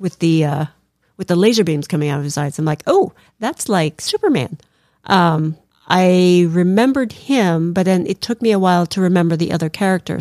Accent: Philippines; moved away; growing up in the Philippines, we, you know, we, we learned about the Bible

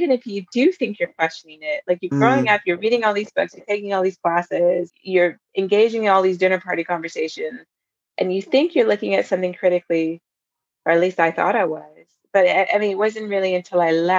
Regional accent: Virginia, United States; moved away as an adult; also born or lived in Germany / New York; now in London, United Kingdom; I grew up in Virginia

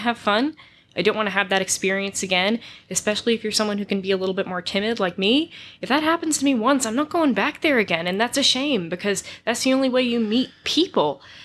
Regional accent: Massachusetts, United States; I am from Massachusetts

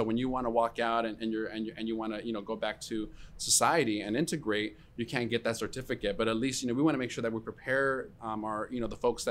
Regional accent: United States; they're just as American as I am, who was born here. To immigrant parents

